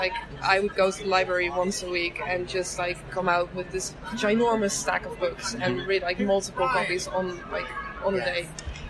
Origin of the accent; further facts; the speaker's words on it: Netherlands; English is a second language; I grew up in the Netherlands and we were very into learning languages early on.